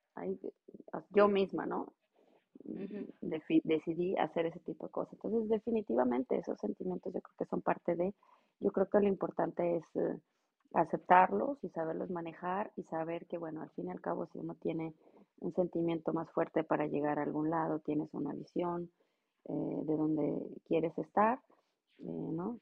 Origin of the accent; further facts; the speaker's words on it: Monterrey, Nuevo León, Mexico; moved away as an adult; now in Ingolstadt, Germany; yo soy originaria de Monterrey, eh, radico en Ingolstadt, Alemania.